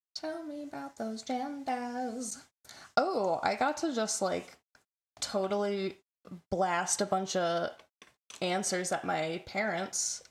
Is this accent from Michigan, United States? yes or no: yes; Michigan, United States; also born or lived in Southern California; I'm I'm born born in South California and lived there for a couple of years before transitioning to Michigan